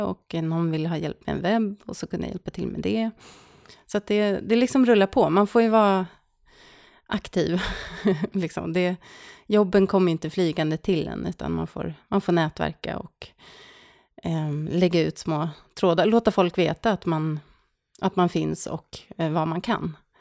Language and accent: Swedish; Stockholm, Stockholm County, Sweden; moved away as an adult; also born or lived in Norrköping; now in Särna, Sweden; jag är född och uppvuxen i Stockholm